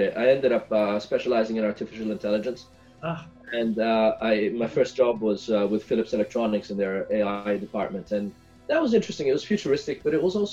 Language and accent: English; Italy; moved away as an adult; also born or lived in Ethiopia; now in Silicon Valley, United States; I was born and brought up in Italy